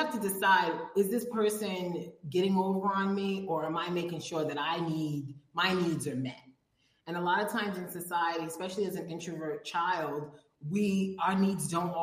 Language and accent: English; Providence, Rhode Island, United States; also born or lived in Robersonville, North Carolina; now in Mexico; I come from Providence, Rhode Island. I was raised in the smallest state in the country